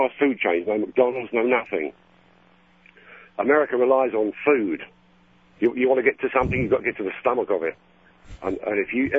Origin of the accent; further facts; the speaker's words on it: London, United Kingdom; Me, I'm from London.